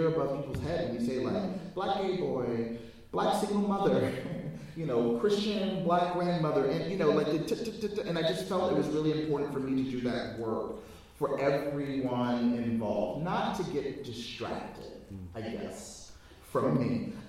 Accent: United States; I'm African American as apple pie and lynching.

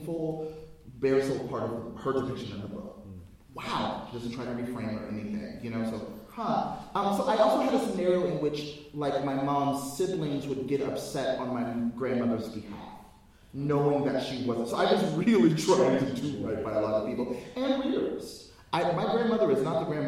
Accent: United States; I'm African American as apple pie and lynching.

